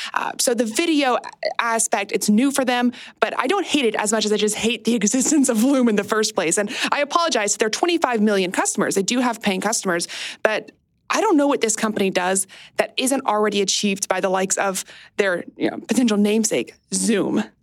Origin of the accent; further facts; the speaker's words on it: United States; across my 30 years of being an American